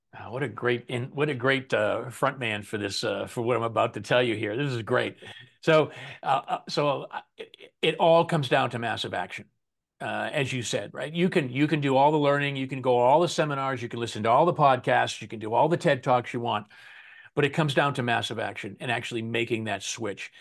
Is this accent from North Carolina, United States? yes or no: no; Boston, Massachusetts, United States; moved away; my buddies back home where I grew up in Boston